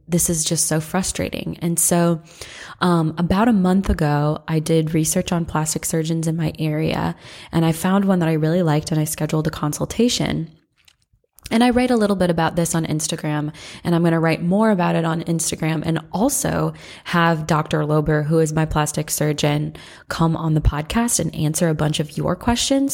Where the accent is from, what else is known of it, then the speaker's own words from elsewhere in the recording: Midwest, United States; also born or lived in Santa Rosa, California / Atlanta, Georgia; now in Athens, United States; I'm from the Midwest originally